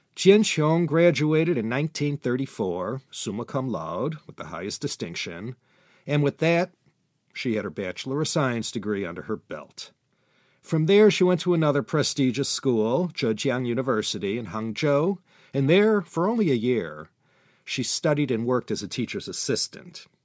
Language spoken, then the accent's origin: English; United States; my home country, the U S